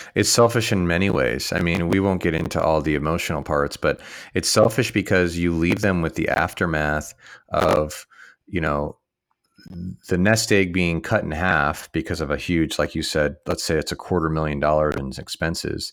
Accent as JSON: {"language": "English", "town": "San Luis Obispo", "region": "California", "country": "United States", "tie": "born or raised there", "said": "here in my hometown"}